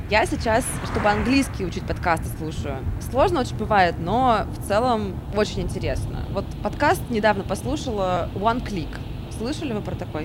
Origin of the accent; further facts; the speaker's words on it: Samara, Samara Oblast, Russia; now in Moscow, Russia; Я вот просто из Самары сама